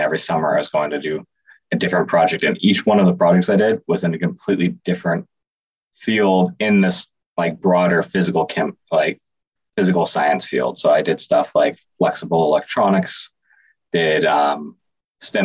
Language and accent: English; Bay Area, California, United States; moved away as an adult; also born or lived in Boston; now in Chicago, United States; I grew up in the Bay Area in California